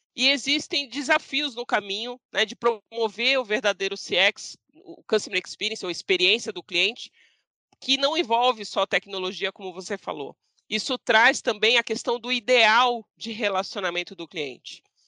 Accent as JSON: {"language": "Portuguese", "town": "Santos", "region": "São Paulo", "country": "Brazil", "moved": "yes", "lives_now": "São Paulo, Brazil", "said": "Eu sou santista, uhum. eu sou de praia, moro em São Paulo"}